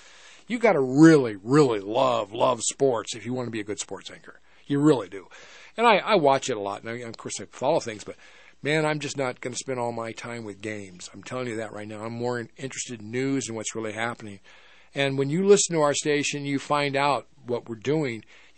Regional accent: Fort Morgan, Colorado, United States; because I'm a Colorado native. I've been here for a long time.

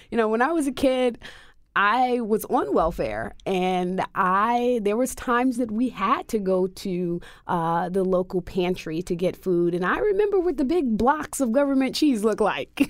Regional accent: United States; African American Muslims born and raised in the United States

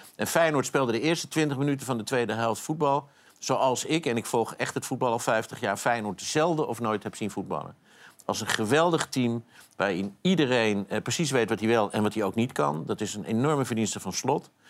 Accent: Amsterdam, North Holland, Netherlands; ik ben opgegroeid in Amsterdam.

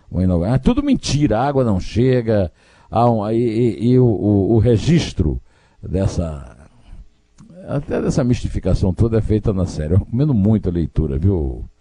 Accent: Sertão, Brazil; porque eu sou obcecado por água, que eu sou sertanejo.

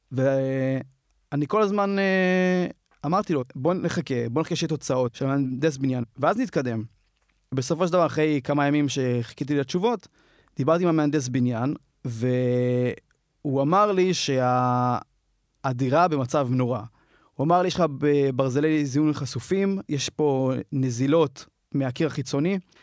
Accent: Ramat HaSharon, Tel Aviv District, Israel; אני מתל אביב וגדלתי ברמת השרון

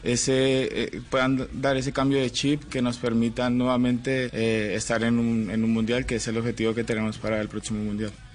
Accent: Colombia; nosotros como colombianos

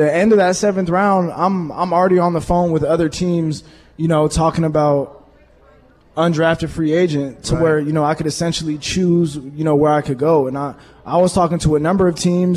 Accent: Portland, Oregon, United States; now in Green Bay, United States; I'm from Portland

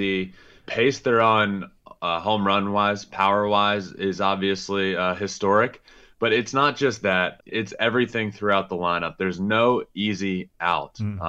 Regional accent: Richmond, Virginia, United States; I grew up in Richmond, Virginia, 10 minutes from the Richmond Braves Stadium, went to a ton of those games.

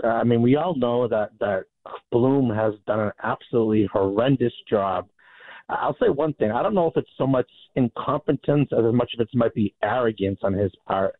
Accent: Boston, Massachusetts, United States; So, I mean, you know that us Bostonians, us Red Sox Nation fans, we're more alert, we're more vivacious, we're more attuned when things go bad

